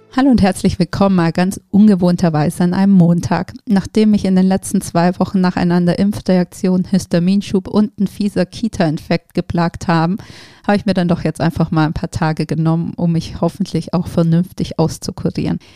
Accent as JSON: {"language": "German", "town": "Geislingen an der Steige", "region": "Baden-Württemberg", "country": "Germany", "tie": "born or raised there", "also_born_or_lived": "Tübingen", "moved": "yes", "said": "ich bin ja ähm, in der Nähe von Stuttgart tatsächlich aufgewachsen. Ich komme von, ah. aus Geislingen an der Steige"}